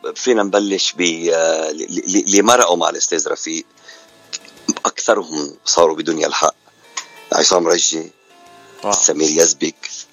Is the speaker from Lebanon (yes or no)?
yes; Lebanon; moved away as an adult; now in Canada; أنا من لبنان وصار لي من ال 89 بكندا